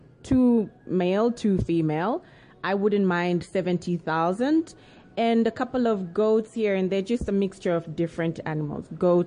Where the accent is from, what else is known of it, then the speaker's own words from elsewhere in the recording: Zambia; now in South Africa; I'm actually a foreigner. I'm Chewa. I'm from Zambia.